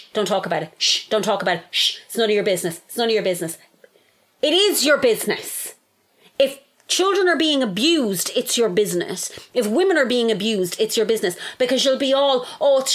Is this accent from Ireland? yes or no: yes; Longford, County Longford, Ireland; I'm from Longford. Longford